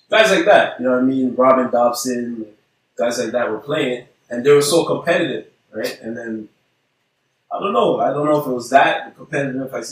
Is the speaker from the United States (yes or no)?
no; Haiti; For us, it's kind of normal Haitians. Okay, we come from Haiti and okay, we start playing hockey.